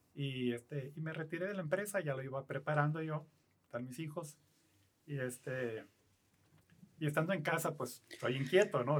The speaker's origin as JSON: {"language": "Spanish", "town": "Mexicali", "region": "Baja California", "country": "Mexico", "said": "yo soy aquí de Mexicali, tengo 63 años"}